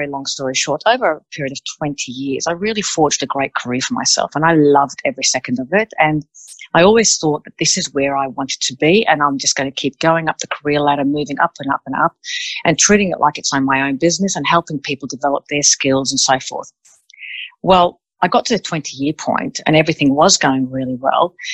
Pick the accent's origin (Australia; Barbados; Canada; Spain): Australia; also born or lived in Melbourne, Australia / Sydney, Australia; I'm from Australia. I decided to move from Melbourne to Sydney